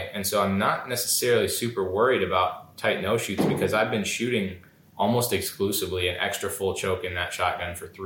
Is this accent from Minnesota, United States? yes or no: yes; Minnesota, United States; I was born and raised in Minnesota